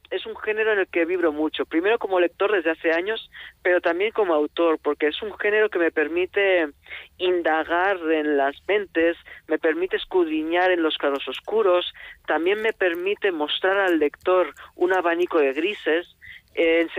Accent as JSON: {"language": "Spanish", "town": "Tarragona", "region": "Catalonia", "country": "Spain", "also_born_or_lived": "Alicante / Cuba / Madrid", "said": "yo soy de Tarragona viví después en Alicante también viví en Cuba en sitios cálidos y claro, recién llegado a Madrid lo pasé tan mal con el invierno de la capital"}